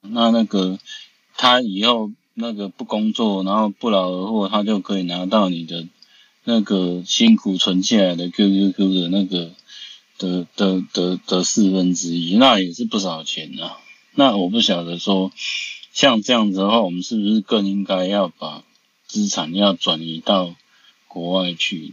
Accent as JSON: {"language": "Chinese", "country": "Taiwan", "said": "我们是台湾的朋友"}